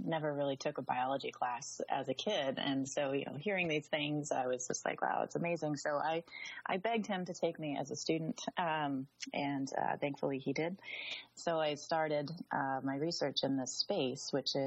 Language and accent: English; Southwest, United States; moved away; also born or lived in Southern California; I grew up in the Southwest, Arizona and New Mexico, high deserts, in some very rural areas